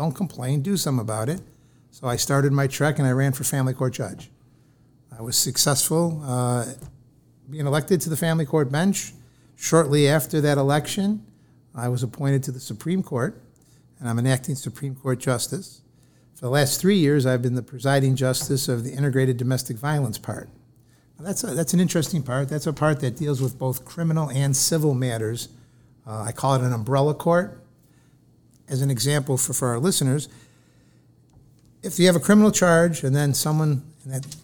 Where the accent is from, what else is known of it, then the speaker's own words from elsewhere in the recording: Rochester, New York, United States; I grew up just a few miles down the road from here. We're in Rochester, New York, in the city of Rochester